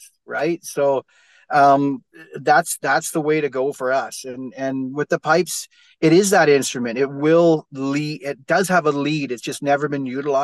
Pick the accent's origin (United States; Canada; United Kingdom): Canada; Nelson, British Columbia; I was born and raised here in Nelson, BC, in Canada